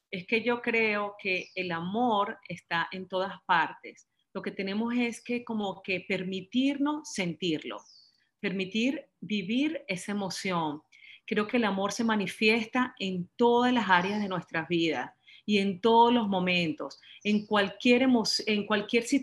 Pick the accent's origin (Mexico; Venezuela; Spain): Venezuela; moved away; cuando me vine de Venezuela, cuando tuve que separarme de mi familia, cuando tuve que separarme de, mi casa, de mis amigos, de mi trabajo